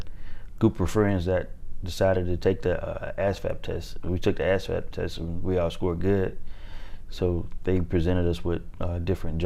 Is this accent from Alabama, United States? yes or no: yes; Mobile, Alabama, United States; moved away as an adult; I was born in Mobile, Alabama.